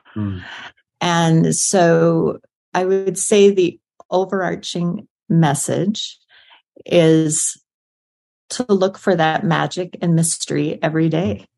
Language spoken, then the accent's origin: English; South Dakota, United States; I was born in South Dakota on a farm, and I was raised by a farmer and an English teacher